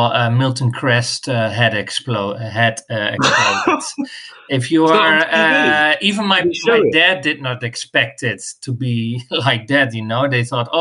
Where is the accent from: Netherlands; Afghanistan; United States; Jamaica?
Netherlands; now in Barcelona, Spain; I'm originally from the Netherlands